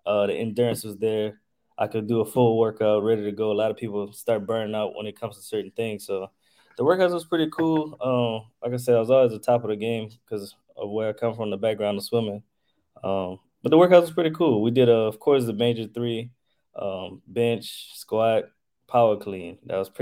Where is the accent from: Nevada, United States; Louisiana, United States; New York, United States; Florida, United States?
Louisiana, United States; Lafayette; I'm from Lafayette, Louisiana